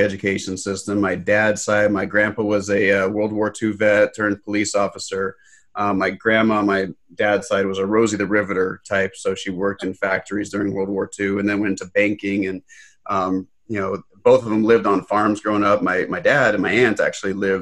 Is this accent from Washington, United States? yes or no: no; Los Angeles, California, United States; I was born in Los Angeles